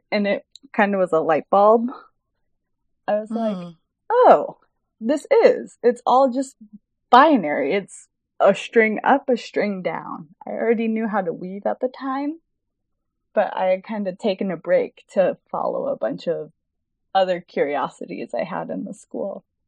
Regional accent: Houston, Texas, United States; moved away as an adult; now in Chicago, United States; I live in Chicago, Illinois, but I grew up in Houston, Texas, and I moved to Chicago to attend the School of the Art Institute of Chicago in 2012 for my undergraduate

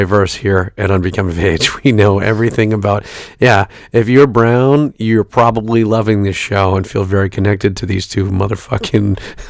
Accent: New York City, New York, United States; also born or lived in Brooklyn, New York; now in Middletown, New Jersey, United States; I'm from Staten Island, New York. I live in Middletown, New Jersey. But if you mail me a letter, it's Red Bank, New Jersey.

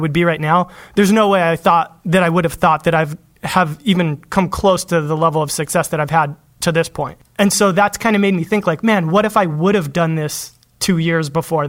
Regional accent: Los Angeles, California, United States; Los Angeles.

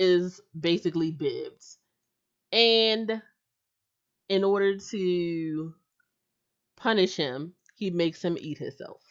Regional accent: United States; I'm American.

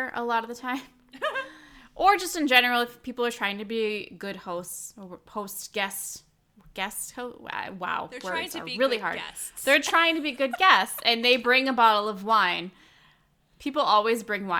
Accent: Midwest, United States; we're from the Midwest. You don't throw that stuff away

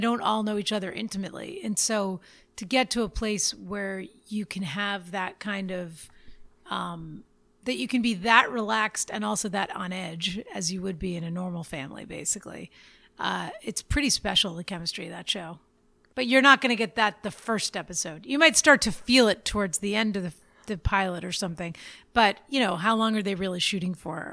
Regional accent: Boston, Massachusetts, United States; now in Los Angeles, United States; I grew up in Boston

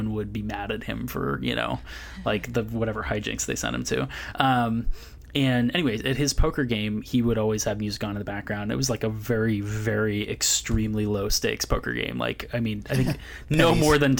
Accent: Berkeley, California, United States; also born or lived in Santa Barbara; I grew up in Berkeley, California.

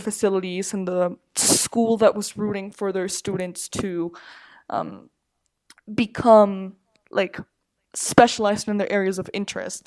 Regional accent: Mexico City, Mexico; I'm from Mexico City. Just lived here all my life

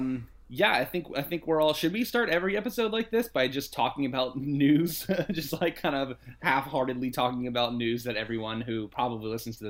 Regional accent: France; Well, for me, growing up in France, we all said it Palme d'Or.

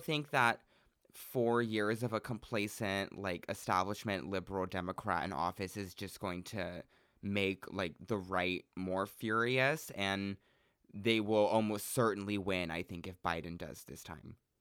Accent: Central Oregon, United States; I'm from Central Oregon where there was a total of two black people in my high school

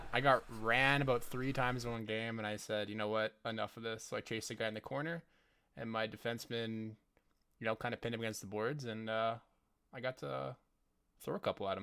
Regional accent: Calgary, Alberta, Canada; I'm from Calgary

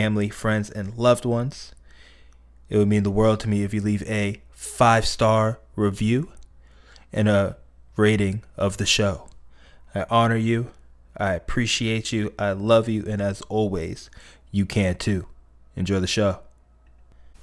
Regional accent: Weston, Florida, United States; So I'm from Broward County myself. I grew up in the Weston area, to be specific.

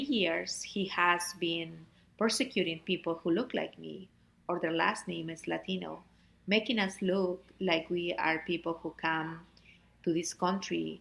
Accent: Peru; moved away as an adult; also born or lived in Fairfax, Virginia; now in Virginia, United States; am originally from Peru. I came to this country looking for better opportunities for my oldest daughter, Pamela, who is 25 now

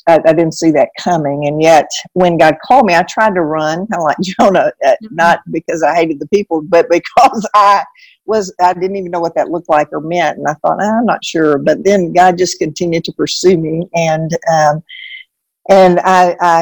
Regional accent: Arcadia, Louisiana, United States; moved away as an adult; also born or lived in Texas; now in Hendersonville, United States; I grew up in Arcadia, Louisiana

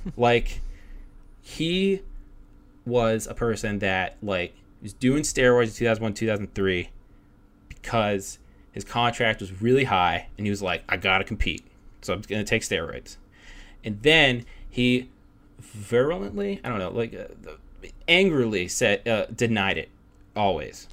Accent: Pittsburgh, Pennsylvania, United States; we're both from Pittsburgh

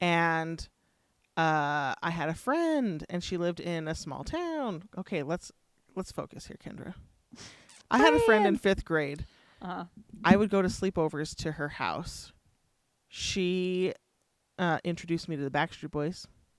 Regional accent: California, United States; moved away; I came from California where I couldn't play in my front yard, right?

